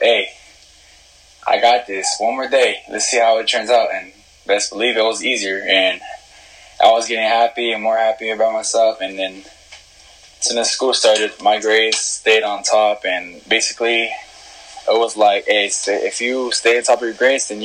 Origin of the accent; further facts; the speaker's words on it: Riverside, California, United States; now in Hesperia, United States; I'm from Hesperia, where I originally was from, Riverside, and then I moved up the hill because of money problems.